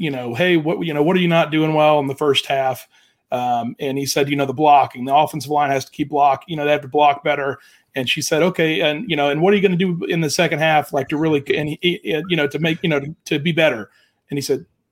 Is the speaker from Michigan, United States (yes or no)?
no; Jacksonville, Florida, United States; growing up in Jacksonville